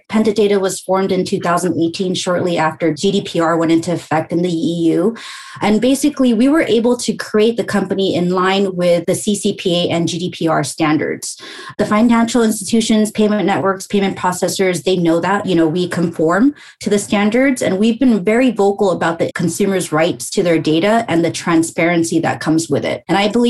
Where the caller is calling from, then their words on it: Los Angeles, California, United States; I am joining you from sunny Los Angeles, Southern California.